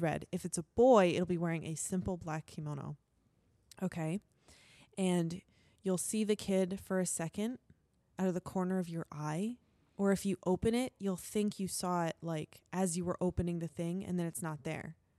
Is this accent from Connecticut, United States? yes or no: yes; Connecticut, United States; I'm from Connecticut